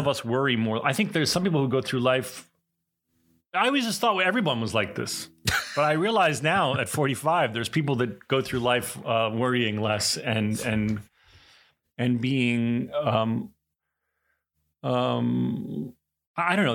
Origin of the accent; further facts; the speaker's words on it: East Coast, United States; the stereotypic East Coast Jewish, you know, guy